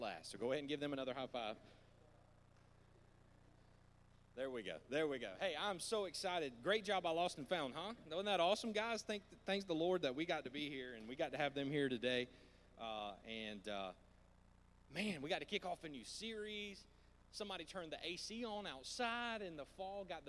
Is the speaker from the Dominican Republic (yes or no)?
no; the South, United States; I grew up in the South